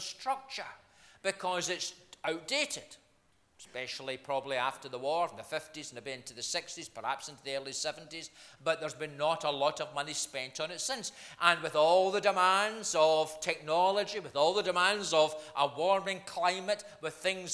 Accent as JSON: {"language": "English", "region": "Scotland", "country": "United Kingdom", "said": "I'm from Scotland"}